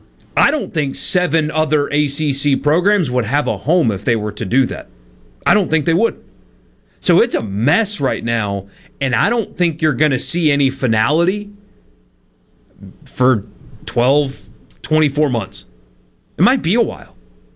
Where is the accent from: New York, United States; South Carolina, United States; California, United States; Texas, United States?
South Carolina, United States; born or raised there; moved away